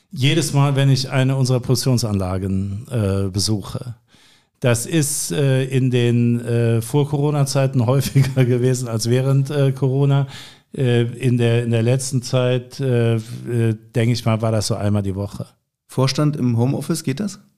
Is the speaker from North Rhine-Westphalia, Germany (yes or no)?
yes; North Rhine-Westphalia, Germany; Ich ich sehe mich selbst eigentlich auch in dem Zusammenhang als Rheinländer.